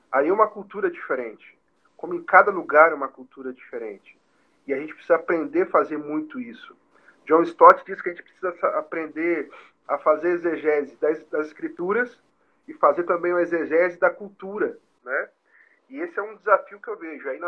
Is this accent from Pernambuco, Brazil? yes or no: no; Bagé, Rio Grande do Sul, Brazil; born there; also born or lived in Alegrete; É, por exemplo, Porto Alegre, Bagé, onde eu nasci, é mais de 400 quilômetros. Quase 500 quilômetros.